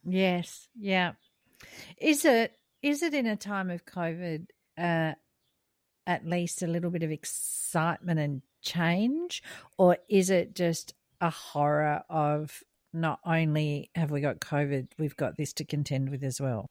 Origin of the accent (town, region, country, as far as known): Australia; moved away; also born or lived in United States